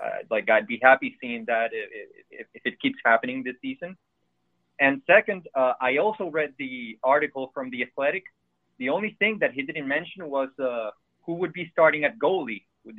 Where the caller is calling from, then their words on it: Montreal, Quebec, Canada; I'm calling you from Montreal.